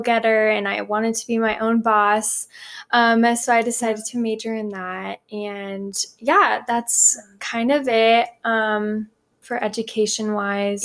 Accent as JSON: {"language": "English", "town": "Phoenix", "region": "Arizona", "country": "United States", "tie": "born or raised there", "said": "I'm from Arizona, mm-hmm. Phoenix. Um, I grew up here"}